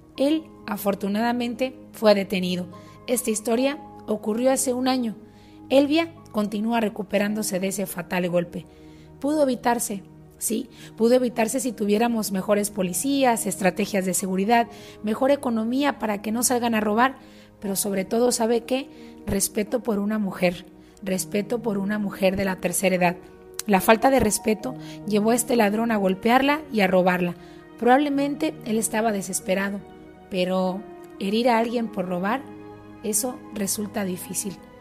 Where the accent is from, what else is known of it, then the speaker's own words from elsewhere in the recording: Sonora, Mexico; moved away; also born or lived in United States; regresé al estado de Sonora al norte de México